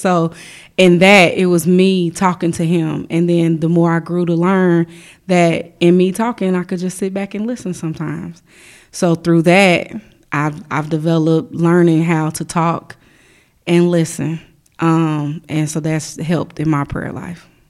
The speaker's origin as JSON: {"language": "English", "town": "Chicago", "region": "Illinois", "country": "United States", "tie": "born or raised there", "said": "I grew up in Chicago"}